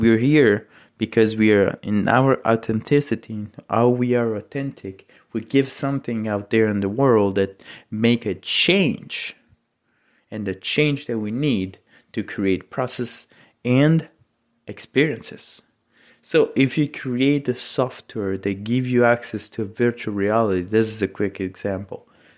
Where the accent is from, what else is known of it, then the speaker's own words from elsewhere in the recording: Italy; English is a second language; So my mom's, I'm from Italy, and my mom sent a recipe from my mother-in-law to create her famous eggplant parmigiana.